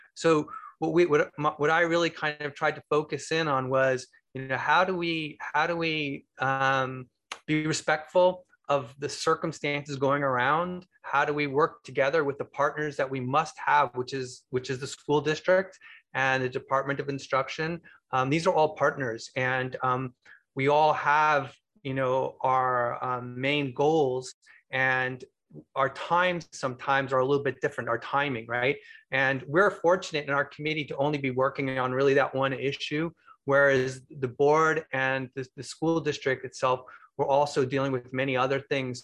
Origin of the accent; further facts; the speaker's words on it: Bay Area, California, United States; I'm actually from the Bay Area